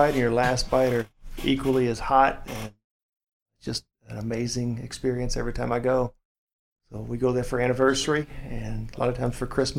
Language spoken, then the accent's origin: English; Louisville, Kentucky, United States; I am born, raised in Louisville. I've lived in just about every area. Born in Shively area.